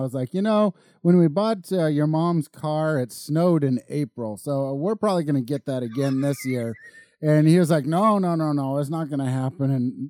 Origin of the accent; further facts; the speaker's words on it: Colorado, United States; moved away; I grew up in Colorado. I learned how to drive there.